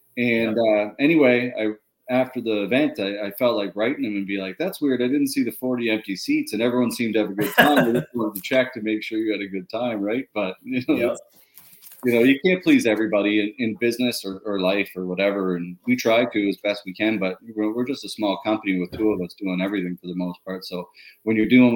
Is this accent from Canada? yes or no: yes; Pictou, Nova Scotia, Canada; growing up in Little Pictou